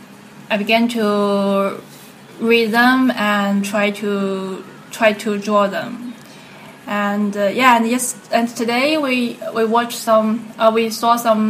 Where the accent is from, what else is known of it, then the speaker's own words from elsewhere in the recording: China; moved away as an adult; I'm from China. Not big, not small city